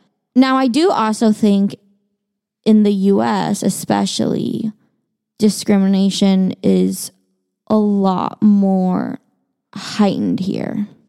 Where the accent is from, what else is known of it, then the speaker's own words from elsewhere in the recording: China; So I'm Chinese. I was born in China. And I, as a child, grew up going to very, very Chinese households.